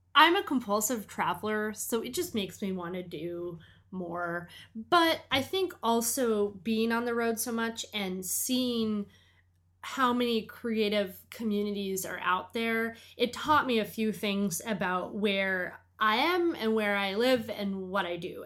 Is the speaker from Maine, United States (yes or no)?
yes; Portland, Maine, United States; Port Lemaine, my hometown